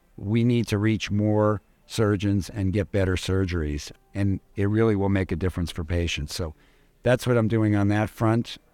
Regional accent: New York City, New York, United States; I'm a native New Yorker. I grew up in New York.

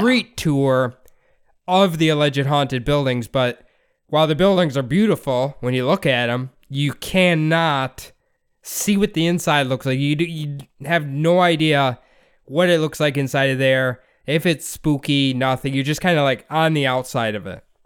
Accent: Iowa, United States; we grew up in Iowa

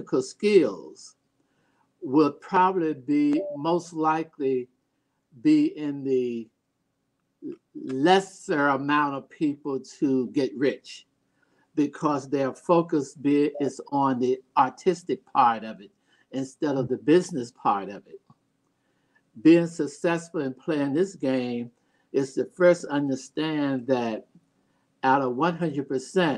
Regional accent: North Carolina, United States; moved away; also born or lived in New York / Baltimore; my hometown, North Carolina

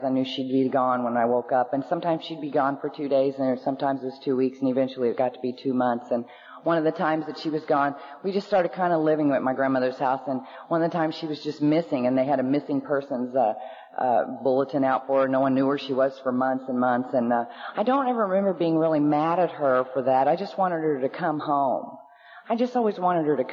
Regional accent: Oklahoma, United States; also born or lived in Norman, Oklahoma; born in Oklahoma to two normal alcoholics

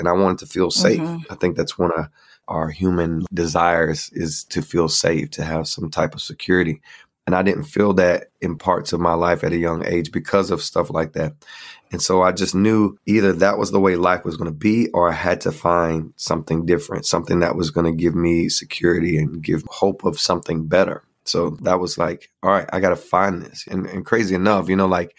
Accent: North Carolina, United States; I was growing up in North Carolina

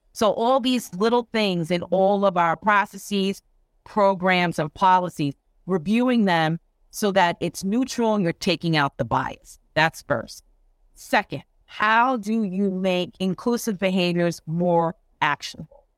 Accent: Long Island, New York, United States; I am from New York. I actually grew up and went to school on Long Island

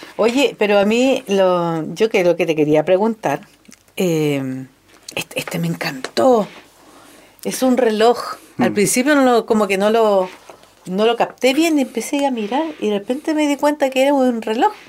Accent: La Serena, Coquimbo, Chile; yo me crié en La Serena

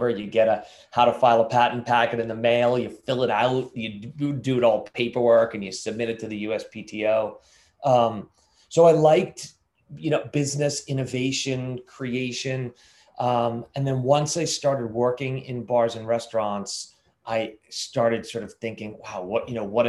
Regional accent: Lynnfield, Massachusetts, United States; Just north of Boston in a little town called Linfield

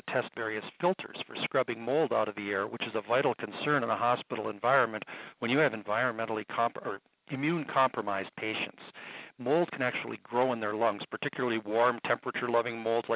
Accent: Minnesota, United States; I'm from Minnesota. There's a lot of Indians here.

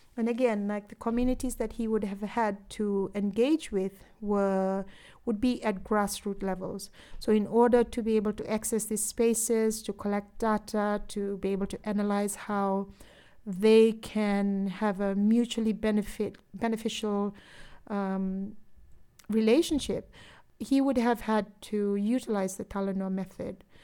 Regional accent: Fiji; growing up in Fiji, I was brought up

